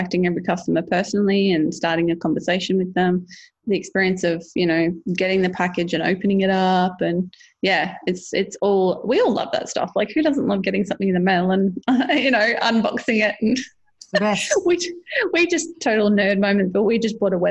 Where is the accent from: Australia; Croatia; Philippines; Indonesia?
Australia; as an Australian